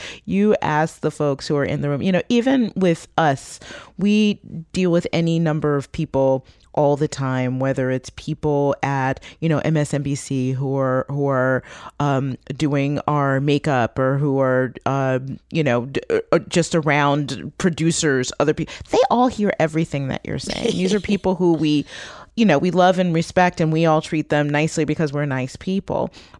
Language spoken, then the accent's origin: English; Detroit, Michigan, United States; And it's meant not only that I'm proud of my hometown, but also, when people talk about it, I will fight back. I will protect my hometown as well.